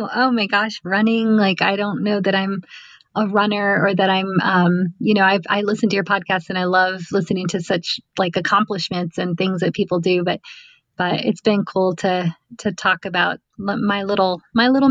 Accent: South Texas, United States; us kids growing up in South Texas

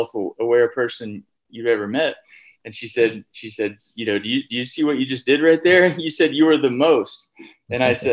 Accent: Texas, United States; moved away; I'm from Texas originally.

